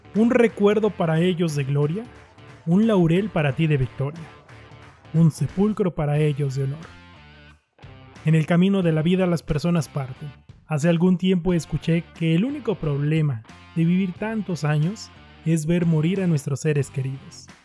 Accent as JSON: {"language": "Spanish", "country": "Mexico", "said": "Somos los mexicanos"}